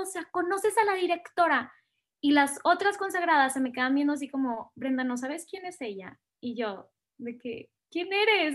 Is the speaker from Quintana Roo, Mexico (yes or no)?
no; Monterrey, Nuevo León, Mexico; moved away as an adult; also born or lived in Chile; now in Mexico City, Mexico; soy, como bien lo dijiste, del norte del país, soy de Monterrey